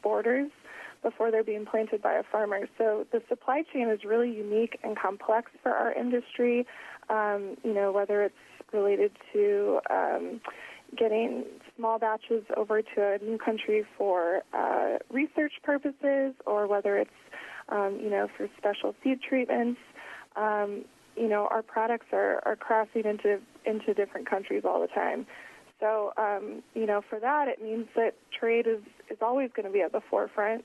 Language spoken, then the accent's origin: English; Oregon, United States; moved away as an adult; now in Washington, D.C., United States; I'm originally from Oregon